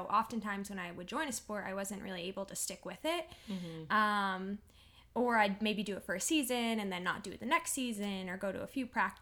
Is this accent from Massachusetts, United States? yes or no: yes; Peabody, Massachusetts, United States; also born or lived in Salem, Massachusetts; I'm from Peabody, Massachusetts. It's kind of right next to Salem, Mass and Danvers. I grew up in Salem and moved to Peabody later on and did high school and everything there